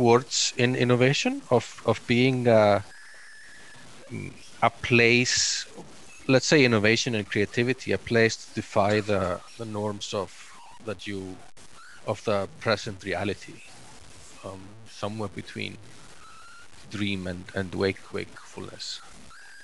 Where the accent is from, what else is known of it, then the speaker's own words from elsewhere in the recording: Iceland; I'm from Iceland originally.